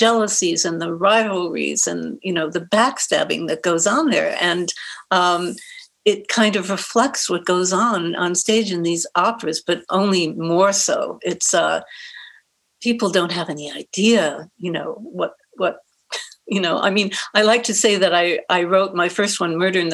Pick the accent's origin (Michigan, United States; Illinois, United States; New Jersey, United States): Michigan, United States; Detroit; also born or lived in New York / San Diego, California; now in Edmonds, United States; when I was growing up in Detroit